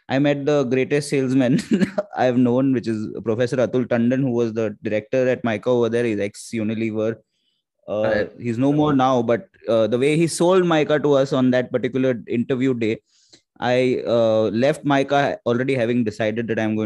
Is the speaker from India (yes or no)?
yes; Mumbai, Maharashtra, India; I grew up in the Matunga area of Bombay